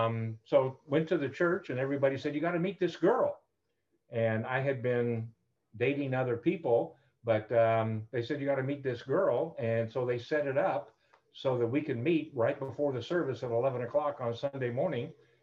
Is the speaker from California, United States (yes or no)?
yes; Bakersfield, California, United States; now in Tampa, United States; I was born and raised in Bakersfield, California.